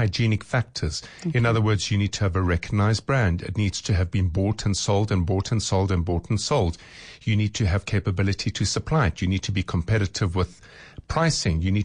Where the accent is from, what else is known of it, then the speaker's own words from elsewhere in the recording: South Africa; as a retailer, as a South African